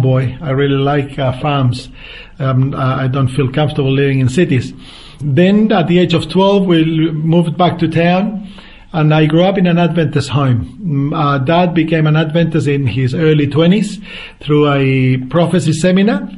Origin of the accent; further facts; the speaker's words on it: central Chile, Chile; moved away as an adult; now in Australia; I grew up in the center part of Chile in a farm